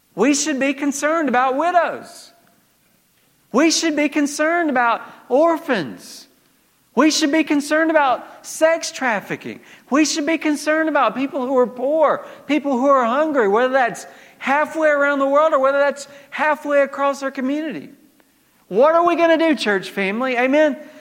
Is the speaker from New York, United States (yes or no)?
no; Georgia, United States; moved away; growing up in Georgia